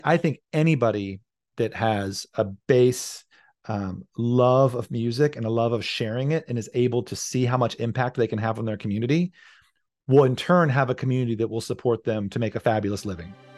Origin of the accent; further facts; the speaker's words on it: rural Virginia, United States; moved away as an adult; now in Seattle, United States; I'd grown up in a very rural part of Virginia